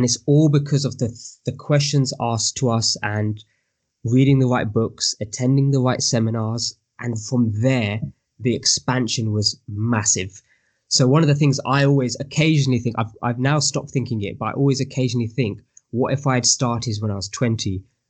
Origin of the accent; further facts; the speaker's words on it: United Kingdom; I am Asian Indian male from the UK.